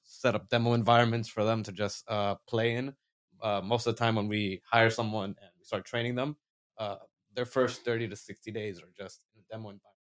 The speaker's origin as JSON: {"language": "English", "region": "Florida", "country": "United States", "said": "we're from Florida"}